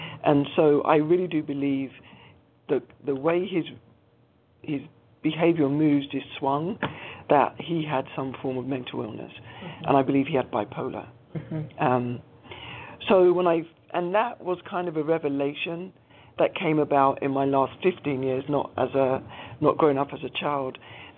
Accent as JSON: {"language": "English", "region": "London", "country": "United Kingdom", "tie": "born or raised there", "said": "So born and bred in London to two Caribbean parents, father Jamaican, mother St. Lucian, they both migrated to the UK in the 50s or the early 60s."}